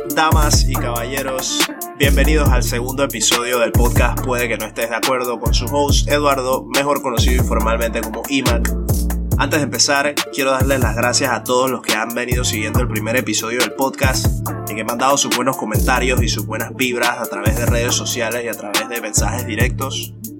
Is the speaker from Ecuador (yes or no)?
no; Panama; moved away as an adult; now in United Kingdom; desde que salí de Panamá